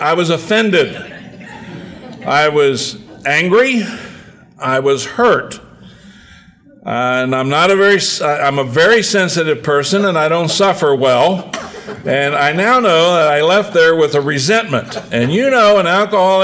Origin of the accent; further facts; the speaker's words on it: Hagerstown, Maryland, United States; my hometown of Hagerstown